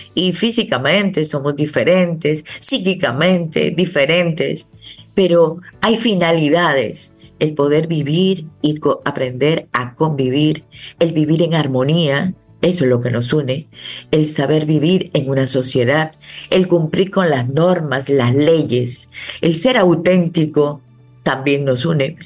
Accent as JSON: {"language": "Spanish", "country": "Dominican Republic", "said": "somos todos dominicanos"}